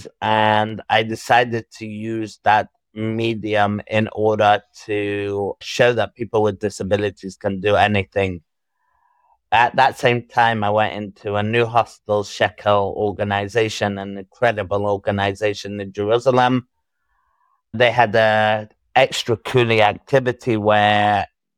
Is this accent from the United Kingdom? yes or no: yes; Manchester, North West England, United Kingdom; moved away as an adult; also born or lived in Israel; I grew up in England.